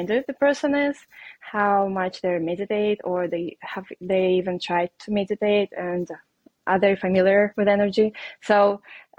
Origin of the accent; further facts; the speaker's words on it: Russia; English is a second language; moved away; I am Russian. I have an accent and it's obvious. So I moved here from Russia